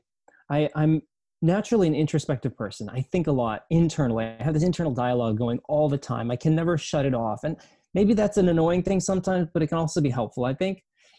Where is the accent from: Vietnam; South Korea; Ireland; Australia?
South Korea; born there; also born or lived in East Asia; I was born in South Korea. My passport country, though, is the United States. So I'm a United States citizen, but I spent many years growing up in East Asia.